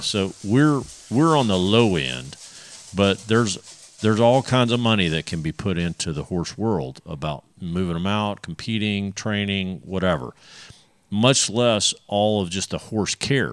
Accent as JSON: {"language": "English", "region": "Texas", "country": "United States", "said": "we're Texans"}